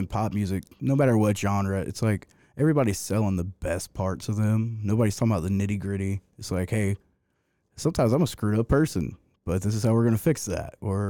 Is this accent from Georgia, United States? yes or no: yes; Dearing, Georgia, United States; Well, I'm not from Augusta. I grew up in Deering